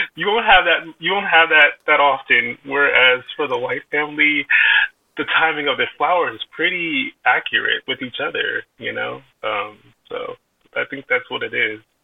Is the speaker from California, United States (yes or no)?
yes; Vallejo, California, United States; now in Calistoga, United States; I grew up in born and raised in Vallejo, California, but I lived in Calistoga for about going on six years